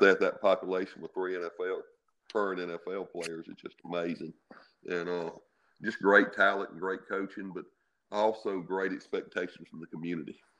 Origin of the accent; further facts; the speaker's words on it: Bassfield, Mississippi, United States; I'm from Bassfield